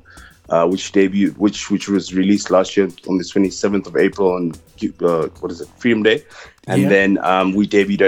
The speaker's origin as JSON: {"language": "English", "country": "South Africa", "said": "I'm from South Africa, the best writer and showrunner in the country"}